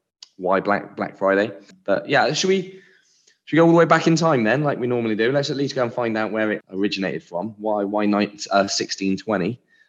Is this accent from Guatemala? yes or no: no; United Kingdom; also born or lived in United States; being British